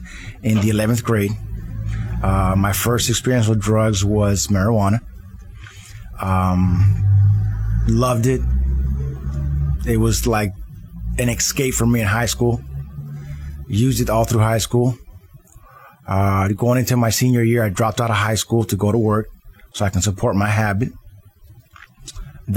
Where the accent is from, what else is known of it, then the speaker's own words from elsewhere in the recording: California, United States; moved away as an adult; now in Miami, United States; I was born and raised in California